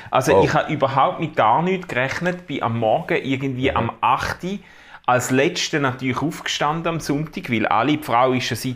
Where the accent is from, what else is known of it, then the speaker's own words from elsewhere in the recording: Switzerland; Ich komme aus Schweizer und wohne...